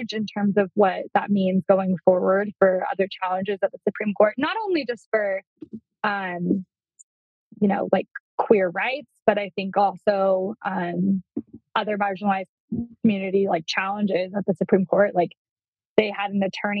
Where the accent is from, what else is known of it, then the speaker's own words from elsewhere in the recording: Utah, United States; now in Idaho, United States; I'm from Utah